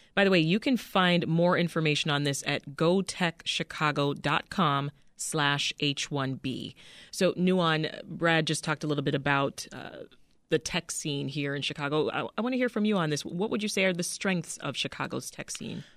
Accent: Canada; now in United States; as a Canadian citizen

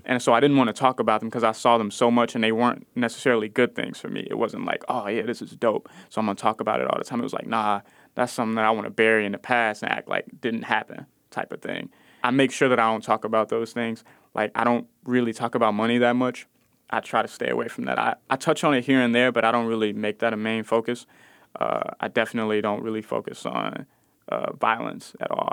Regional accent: Chicago, Illinois, United States; I'm from Austin, I spent a lot of time in the Cabrini Green projects

